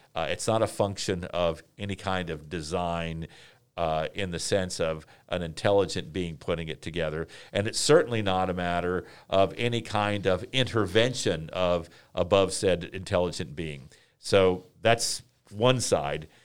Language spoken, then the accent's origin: English; Washington, District of Columbia, United States; moved away; I am from, uh, Washington, D C